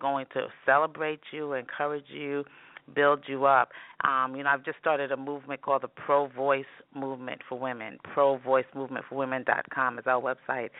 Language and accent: English; New York City, New York, United States; I grew up in New York City. I'm a native New Yorker.